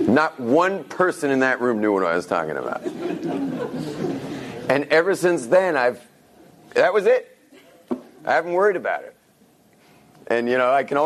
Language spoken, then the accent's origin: English; California, United States; moved away; I grew up in California, where things are very external